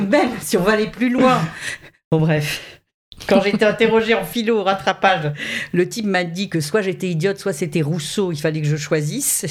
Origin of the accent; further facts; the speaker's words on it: Saint-Raphaël, Provence-Alpes-Côte d'Azur, France; moved away; quand j'étais très jeune, je vivais à Saint-Raphaël